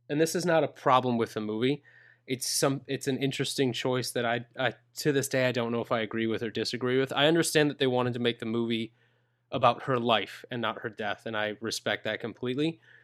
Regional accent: Minnesota, United States; I'm a gringo from Minnesota.

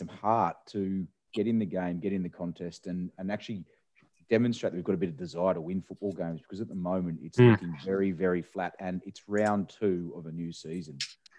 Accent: Australia; I'm still an Australian.

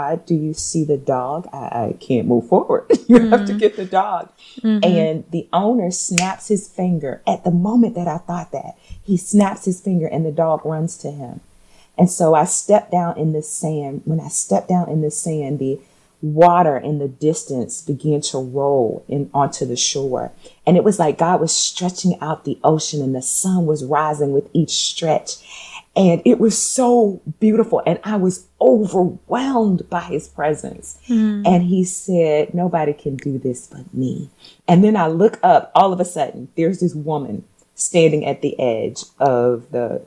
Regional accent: Portsmouth, Virginia, United States; now in Nashville, United States; I'm from Virginia, Portsmouth, Virginia. It's a small town.

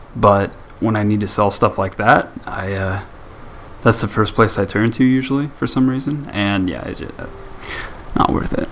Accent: United States; being the American that I am

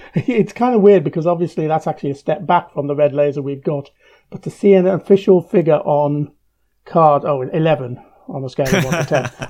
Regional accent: United Kingdom; as a British reader

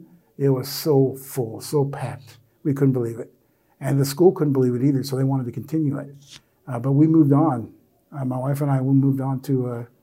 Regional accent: Philadelphia, Pennsylvania, United States; I'm from Philly. We don't do that in Philly.

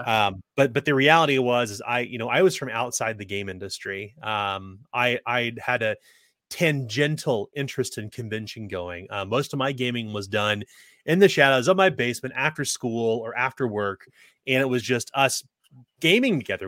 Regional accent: Kansas City, Missouri, United States; growing up in Kansas City

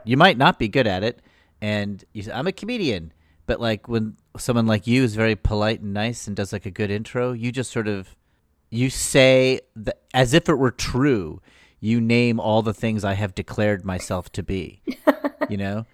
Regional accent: Danbury, Connecticut, United States; my hometown of Danbury

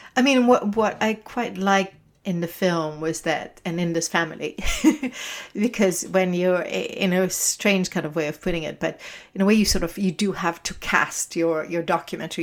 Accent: Israel; moved away; I'm originally from Israel

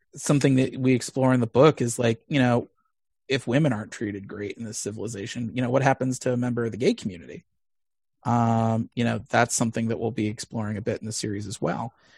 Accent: Missouri, United States; moved away; I grew up in Missouri, uh, in a pretty conservative Jewish household

